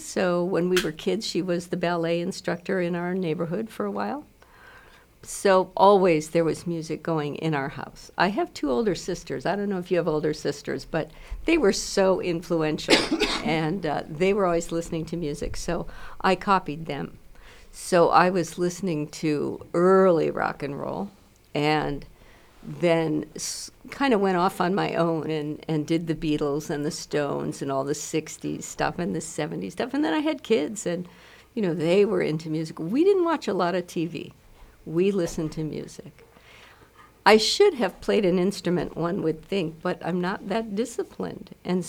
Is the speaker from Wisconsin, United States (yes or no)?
yes; Milwaukee, Wisconsin, United States; I grew up in Milwaukee. Well, if I've grown up, I'm not sure I've done that yet.